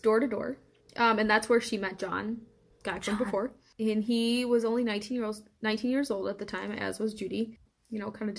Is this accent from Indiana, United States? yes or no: yes; Indiana, United States; But I am from Indiana. That's where I was born and raised.